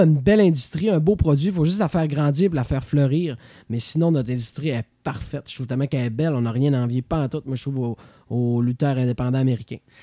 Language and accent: French; Quebec, Canada; en tant que Québécois.